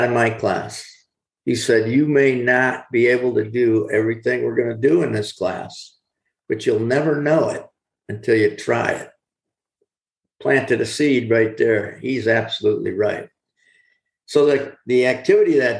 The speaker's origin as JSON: {"language": "English", "town": "Corning", "region": "New York", "country": "United States", "tie": "born or raised there", "said": "my hometown of Corning, New York"}